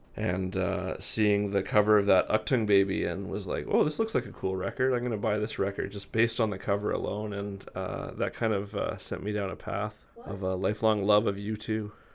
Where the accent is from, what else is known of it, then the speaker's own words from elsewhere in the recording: Victoria, British Columbia, Canada; I'm born and raised in Victoria, BC